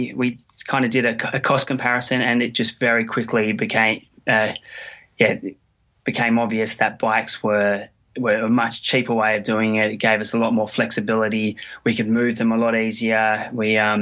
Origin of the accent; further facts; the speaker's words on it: Australia; moved away; I'm from Australia